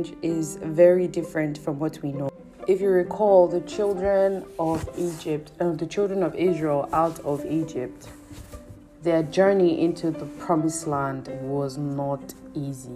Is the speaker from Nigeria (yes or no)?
yes; Nigeria; as a Nigerian living in Nigeria.